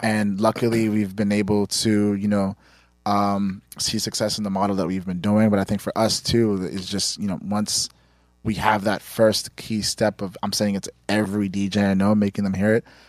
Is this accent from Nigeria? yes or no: yes; Nigeria; we're Nigerian